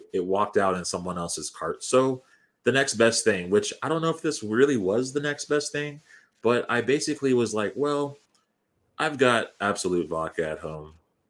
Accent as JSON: {"language": "English", "region": "California", "country": "United States", "tie": "born or raised there", "said": "growing up in California"}